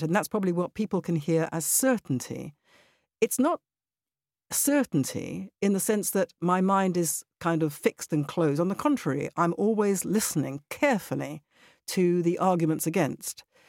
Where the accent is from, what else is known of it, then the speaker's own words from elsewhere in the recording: United Kingdom; also born or lived in Israel; I am British. I don't just mean I'm a British citizen, I mean my personality is very British.